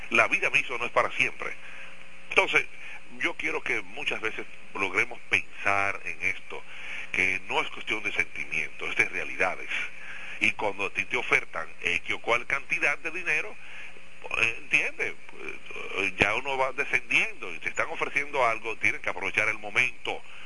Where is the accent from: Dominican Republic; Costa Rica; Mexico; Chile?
Dominican Republic; La Romana; somos de la Romana y somos de aquí. Somos de aquí